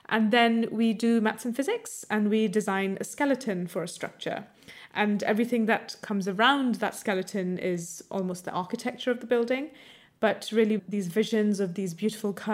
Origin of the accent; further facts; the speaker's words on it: India; also born or lived in United States; I grew up in America and India, mm. and particularly in India, there was a huge emphasis on studying maths and science